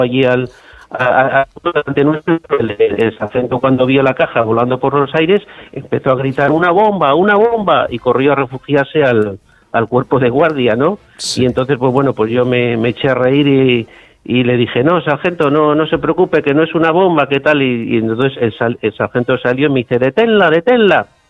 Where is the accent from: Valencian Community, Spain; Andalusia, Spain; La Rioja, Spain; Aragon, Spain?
La Rioja, Spain; Logroño; vine destinado a, a, mi, a mi tierra, a, Logroño